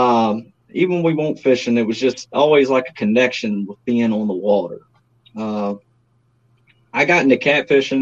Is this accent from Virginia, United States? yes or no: yes; Virginia, United States; I'm a Virginia boy, probably more so formally known as a James River guy, as a lot of people call it. I've lived here all my life.